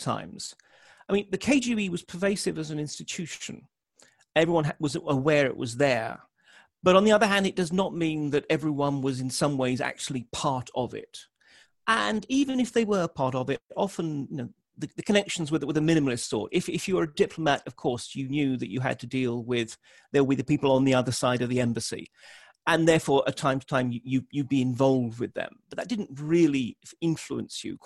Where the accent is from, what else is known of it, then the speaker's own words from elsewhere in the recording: United Kingdom; I'm a Brit